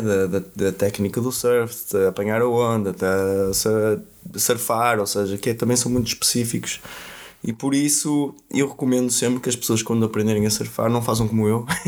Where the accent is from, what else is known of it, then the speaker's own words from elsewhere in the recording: Vila do Conde, Norte, Portugal; first language Portuguese; moved away as an adult; also born or lived in Brazil; o local onde eu nasci que é Vila do Conde